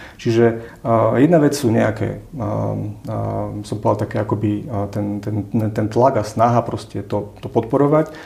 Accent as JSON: {"language": "Slovak", "country": "Slovakia", "said": "ako sme my Slováci"}